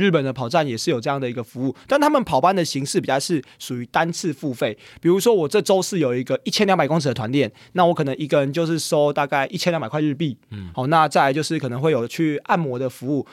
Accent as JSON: {"language": "Chinese", "country": "Taiwan", "said": "我是台湾人"}